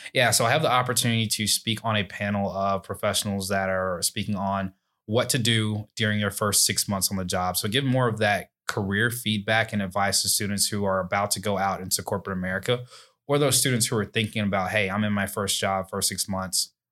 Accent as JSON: {"language": "English", "town": "Alabaster", "region": "Alabama", "country": "United States", "tie": "born or raised there", "said": "I grew up in Alabaster, Alabama"}